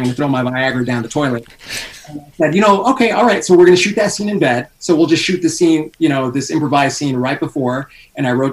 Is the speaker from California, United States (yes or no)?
yes; Los Angeles, California, United States; now in Las Vegas, United States; Originally, I'm from California, L.A., but I was living in Las Vegas at the time